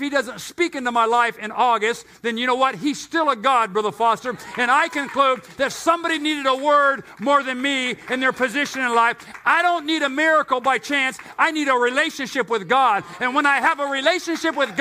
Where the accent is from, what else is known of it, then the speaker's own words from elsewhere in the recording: United States; also born or lived in Temecula Valley, California; since I live in the United States and I am an American and I attend the American church